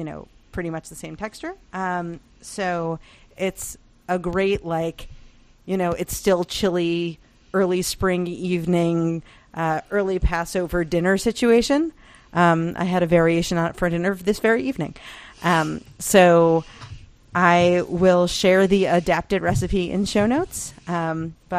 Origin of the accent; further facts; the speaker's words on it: United States; as an American